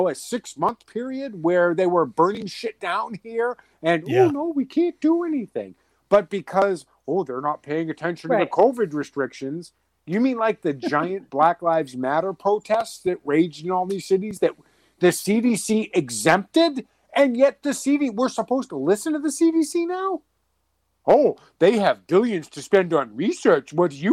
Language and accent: English; Massachusetts, United States; growing up in Mass